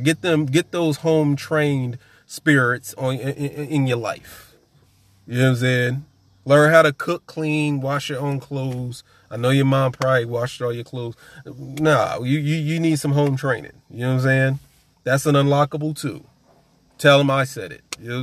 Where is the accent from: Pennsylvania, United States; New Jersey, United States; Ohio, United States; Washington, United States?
New Jersey, United States; I'm from Jersey